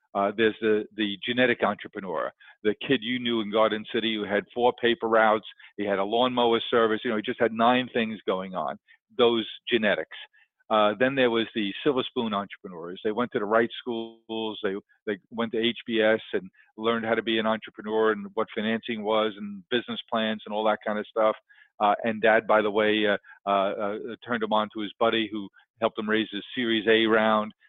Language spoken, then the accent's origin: English; New York City, New York, United States; I grew up in Queens